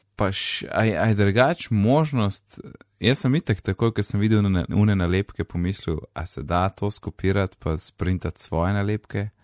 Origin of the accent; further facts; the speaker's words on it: Kranjska Gora, Upper Carniola, Slovenia; also born or lived in Gozd Martuljek; now in Ljubljana, Slovenia; jaz sem iz Kranske gore